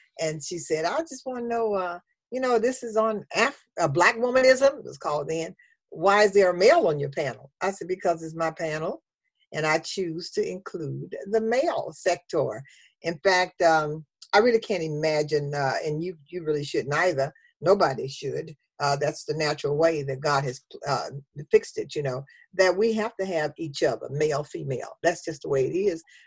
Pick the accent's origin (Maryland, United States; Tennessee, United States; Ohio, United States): Tennessee, United States; Memphis; I'm from the South, I'm from Memphis, Tennessee